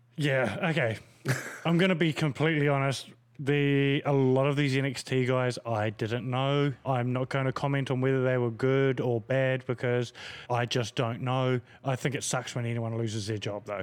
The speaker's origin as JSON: {"language": "English", "country": "New Zealand", "said": "as a New Zealander"}